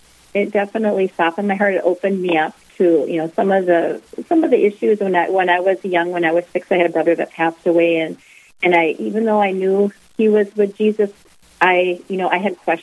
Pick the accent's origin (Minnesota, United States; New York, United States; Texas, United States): Minnesota, United States; Detroit Lakes; I grew up in Detroit Lakes. Both Rick and I did